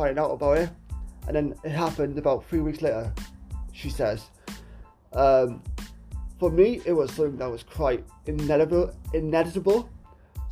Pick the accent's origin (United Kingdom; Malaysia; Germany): United Kingdom; Wales; my home country of Wales